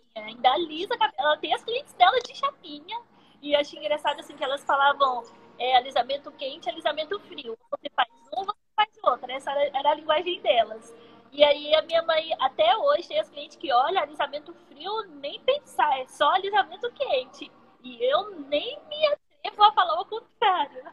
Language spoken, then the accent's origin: Portuguese; Uberaba, Minas Gerais, Brazil; eu sou de Uberaba, sou mineira